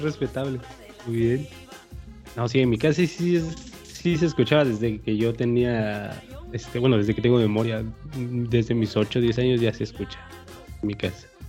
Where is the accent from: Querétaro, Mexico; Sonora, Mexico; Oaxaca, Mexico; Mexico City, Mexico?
Oaxaca, Mexico; Sierra Sur; acá por mis tierras, entonces, por la Sierra